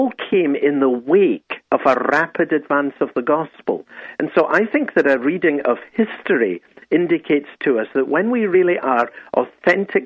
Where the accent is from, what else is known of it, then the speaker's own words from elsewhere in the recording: Scotland, United Kingdom; I'm Scottish